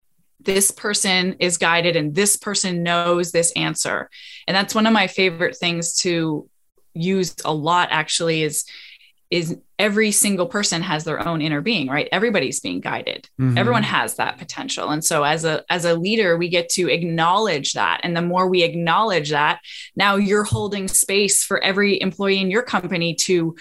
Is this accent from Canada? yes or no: yes; Canada; moved away as an adult; also born or lived in Australia / Costa Rica; now in Florida, United States; I am Canadian